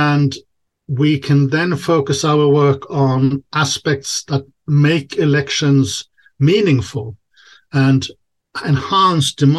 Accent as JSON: {"language": "English", "country": "Sweden", "moved": "yes", "lives_now": "Czech Republic", "said": "I'm originally from Sweden"}